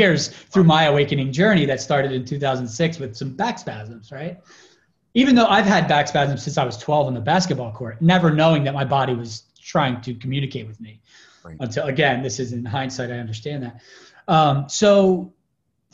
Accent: outside of Philly, Pennsylvania, United States; moved away as an adult; also born or lived in New York; I grew up in outside of Philly

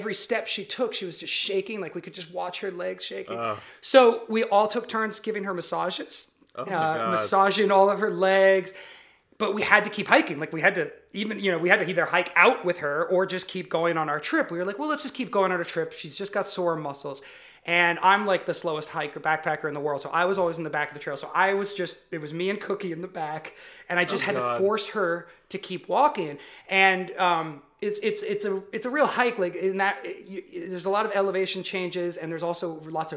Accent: the Redwood Forest, California, United States; I grew up in the Redwood Forest

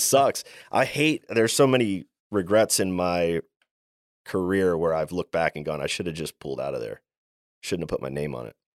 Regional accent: Maryland, United States; I'm from Maryland. I'm from the East Coast. And growing up, my father was a home builder

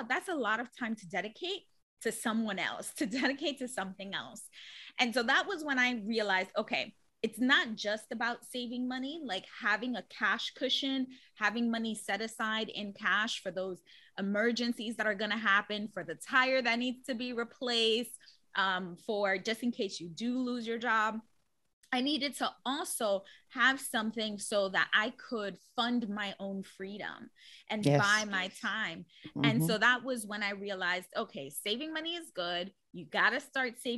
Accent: New York City, New York, United States; I'm born and raised in the Bronx

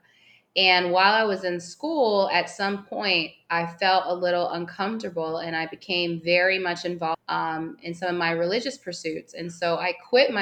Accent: Woodbridge, Virginia, United States; moved away as an adult; now in Playa del Carmen, Mexico; I am from Woodbridge, Virginia

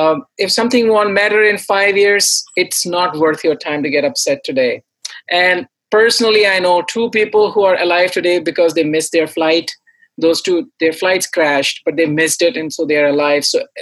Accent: India; I came from India, so I listened to classical, Indian music and all the contemporary singers there.

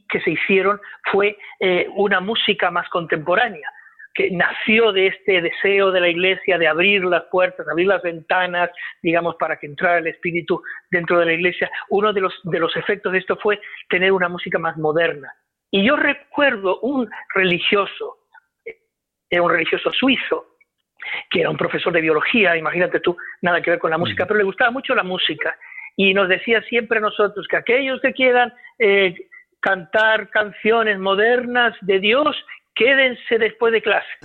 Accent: Uruguay; born there; yo nací en Uruguay.

